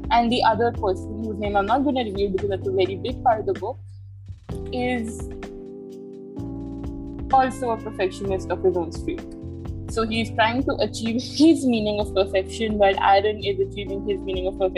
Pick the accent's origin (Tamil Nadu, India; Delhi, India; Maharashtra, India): Delhi, India; I'm from Delhi, and I was born and raised here.